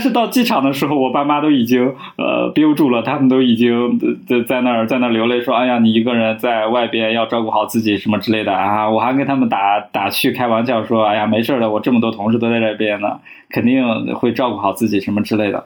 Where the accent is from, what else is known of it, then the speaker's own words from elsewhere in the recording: northern China, China; moved away; 我们北方